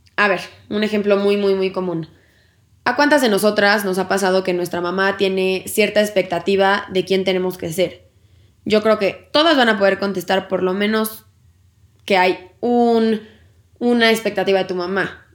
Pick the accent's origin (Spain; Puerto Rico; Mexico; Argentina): Mexico; como sociedad y como cultura mexicana tenemos la creencia